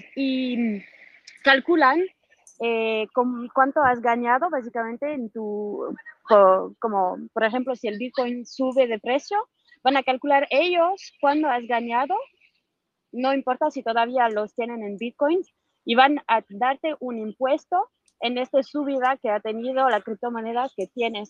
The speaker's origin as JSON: {"language": "Spanish", "country": "France", "said": "Yo soy de Francia"}